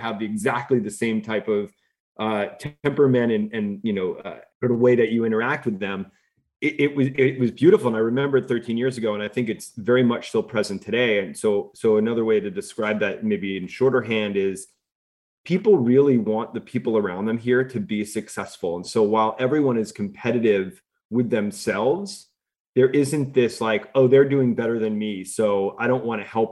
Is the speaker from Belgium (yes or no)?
no; New York, United States; moved away as an adult; also born or lived in Los Angeles / Bay Area; I'm a New Yorker